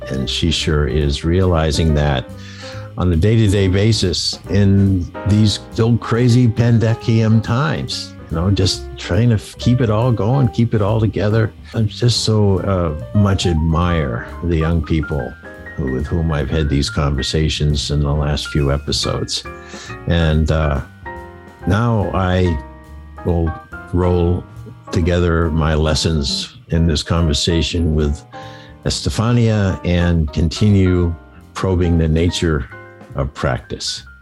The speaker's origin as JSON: {"language": "English", "region": "Maine", "country": "United States", "accent": "Maine", "said": "That's my Maine accent"}